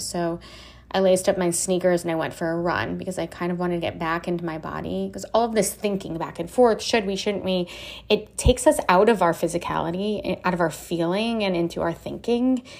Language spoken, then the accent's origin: English; Miami Beach, Florida, United States; now in Austin, United States; I grew up in Miami Beach.